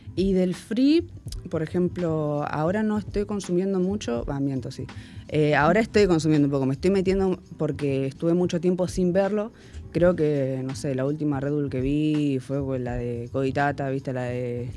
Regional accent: Miramar, Buenos Aires Province, Argentina; moved away as an adult; now in Munro, Argentina; soy de Miramar, para todos los que dicen que soy de Mar del Plata, soy de Miramar.

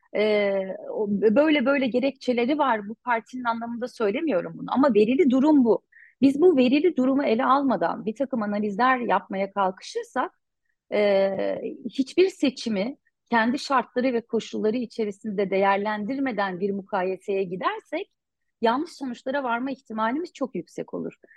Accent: Cizre, Şırnak Province, Turkey; Cizre'liyim. Çocukluğum buralarda geçti tabii. İlk gençliğim de öyle. İlkokul, ortaokul, lise yıllarım burada geçti

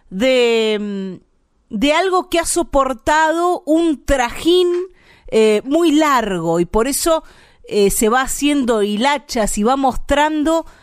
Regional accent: Buenos Aires Province, Argentina; los bonaerenses no tenemos tonada. Aspiramos un poco las S nada más.

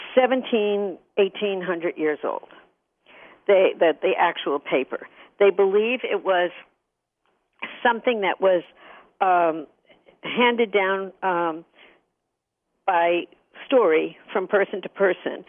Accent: Hicksville, New York, United States; I grew up in Hicksville, Long Island

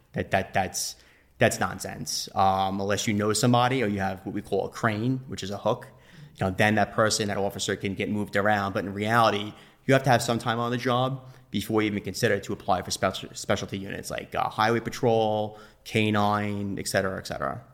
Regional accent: Nassau County, Long Island, New York, United States; I'm from Nassau County, Long Island.

